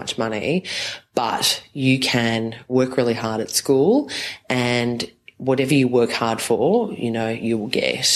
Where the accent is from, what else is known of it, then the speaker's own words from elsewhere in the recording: Bribie Island, Queensland, Australia; moved away as an adult; also born or lived in Mount Druitt, Western Sydney, New South Wales; now in Sydney, Australia; I grew up on Bribie Island